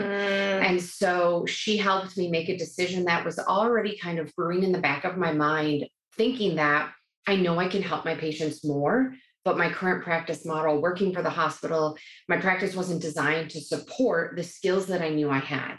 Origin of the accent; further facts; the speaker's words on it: New York, United States; I am a New Yorker.